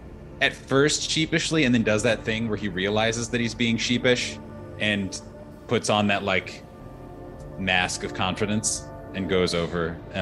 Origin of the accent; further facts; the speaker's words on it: Indiana, United States; But you know, I'm from nearby. I'm from Indiana, originally, but moved here.